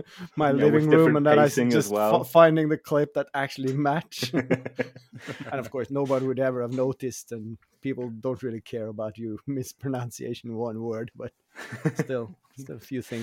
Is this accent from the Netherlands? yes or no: no; Norway; first language Norwegian; English is a second language; I come from a part in Norway where we have a very distinct dialect